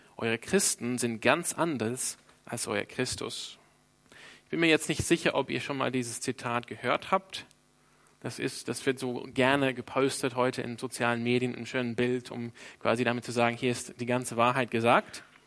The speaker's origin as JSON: {"language": "German", "town": "Sydney", "region": "New South Wales", "country": "Australia", "moved": "yes", "lives_now": "Freiburg, Germany", "said": "ich bin ursprünglich aus Sydney"}